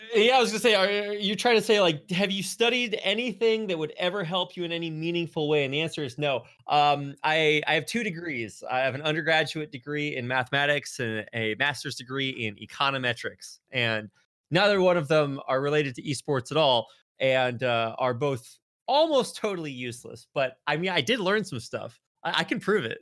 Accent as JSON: {"language": "English", "region": "North Texas", "country": "United States", "tie": "born or raised there", "moved": "as an adult", "lives_now": "Seoul, South Korea", "said": "I grew up on a farm way out in the country in North Texas, not too far away from Oklahoma"}